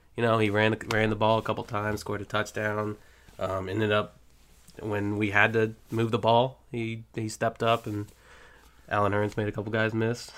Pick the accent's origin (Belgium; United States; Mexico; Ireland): United States; Jacksonville, Florida; I've born and raised in Duval. I've been here all my life.